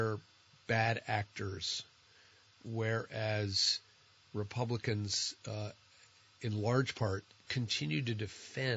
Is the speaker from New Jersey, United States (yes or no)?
yes; New Jersey, United States; now in Vermont, United States; I'm from New Jersey